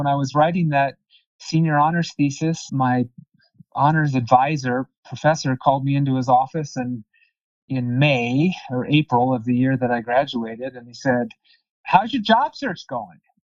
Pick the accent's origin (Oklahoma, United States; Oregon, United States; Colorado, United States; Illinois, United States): Colorado, United States; Aurora; also born or lived in Germany / Littleton, Colorado; I'm originally from Aurora, although I should say I was born in Germany. My dad was stationed in Germany in the Air Force. So both my brother and I were born there. But my parents had met in Colorado.